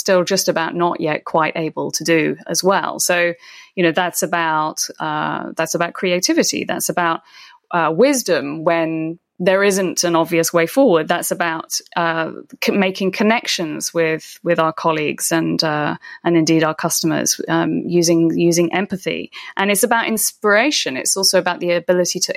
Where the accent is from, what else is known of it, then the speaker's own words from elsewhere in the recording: United Kingdom; I'm British